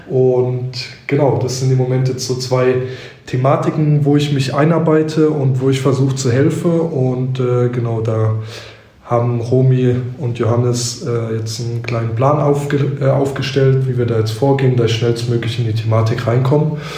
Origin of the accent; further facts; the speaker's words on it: near Heidelberg, Baden-Württemberg, Germany; also born or lived in Cologne; now in Mannheim, Germany; Ich komme ursprünglich aus der Nähe von Heidelberg